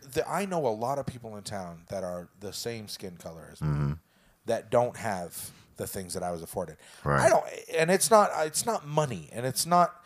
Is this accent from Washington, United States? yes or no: no; Prescott, Arizona, United States; so I grew up in Prescott, right? We are as white can get.